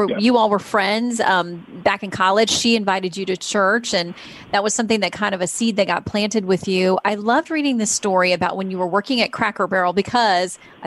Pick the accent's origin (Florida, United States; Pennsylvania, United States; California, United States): Florida, United States; my home state